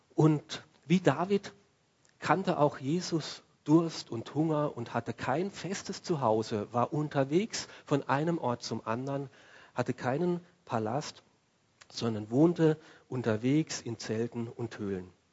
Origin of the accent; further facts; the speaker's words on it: Austria; unser Leben in Österreich